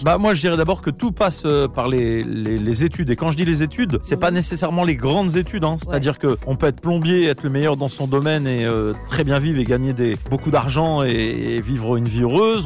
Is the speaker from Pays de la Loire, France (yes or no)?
yes; Nantes, Pays de la Loire, France; now in Paris, France; je viens de Nantes, précisément du quartier euh, Beaulieu. J'ai aussi grandi à Bellevue, au Clotoro, voilà, plein de quartiers de Nantes